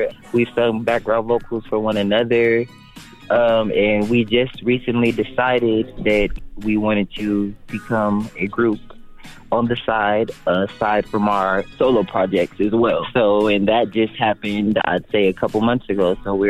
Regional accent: Las Vegas, Nevada, United States; All of us are born and raised in Las Vegas, Nevada.

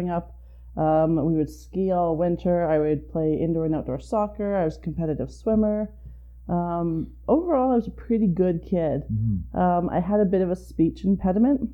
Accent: Calgary, Alberta, Canada; I am a born and raised Calgarian.

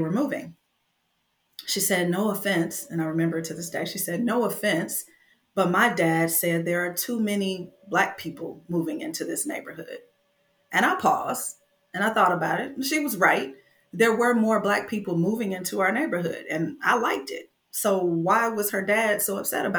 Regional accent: Flint, Michigan, United States; I was born and raised in Flint, Michigan in the 80s

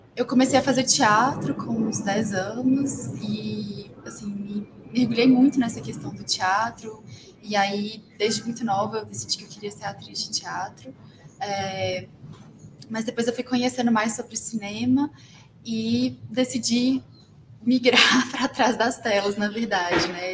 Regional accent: Belo Horizonte, Minas Gerais, Brazil; moved away as an adult; now in São Paulo, Brazil; eu sou de Belo Horizonte, Minas Gerais, mas estou morando atualmente em São Paulo

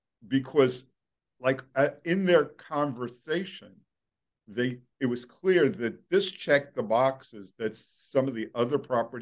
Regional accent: Brooklyn, New York, United States; I grew up in Brooklyn, so I know

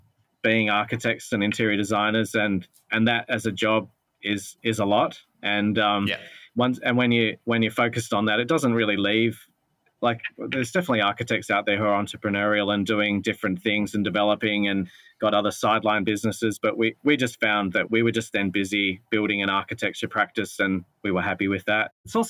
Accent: Adelaide, South Australia, Australia; now in Melbourne, Australia; both Justin and I are not born and raised in Melbourne, so we didn't have family business connections or family money or those sorts of things to give us a leg up. I came from Adelaide

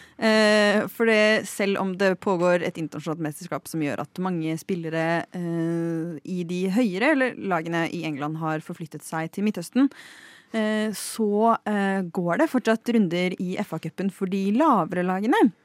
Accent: Lillehammer, Innlandet, Norway; til min hjemby, Lillehammer

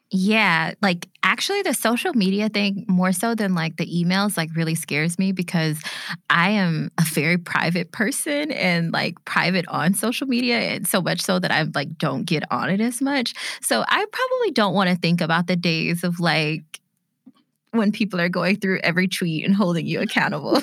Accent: Bessemer, Alabama, United States; my hometown of Bessemer, Alabama

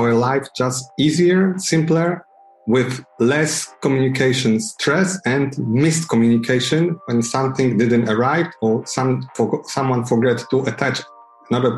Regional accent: Poland; I'm from Poland.

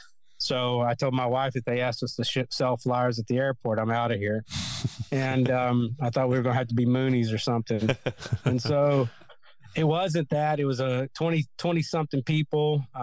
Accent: Kentucky, United States; And so growing up in Kentucky, there's a church on every corner of the streets.

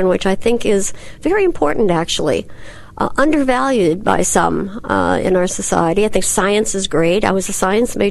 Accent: Wisconsin, United States; I'm from Wisconsin

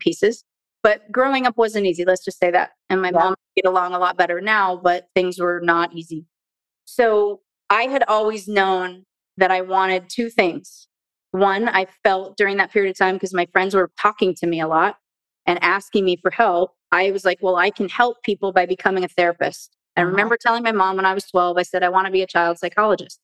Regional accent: Southern California, United States; Born and raised in Southern California

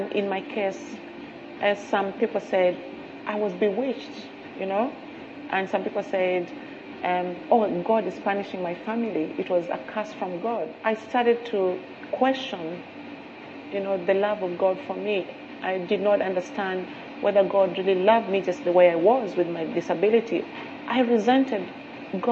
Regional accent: Kenya; I grew up in Africa. I'm originally from Kenya

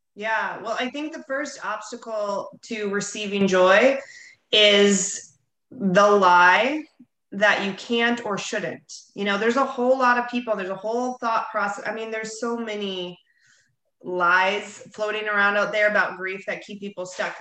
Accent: Bonita Springs, Florida, United States; here in my hometown, Bonita Springs, Florida.

